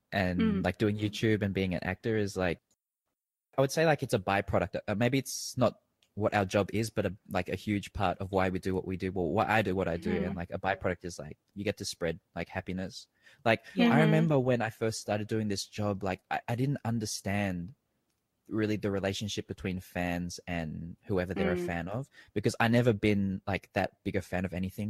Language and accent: English; Australia; moved away as an adult; now in Thailand; growing up in Australia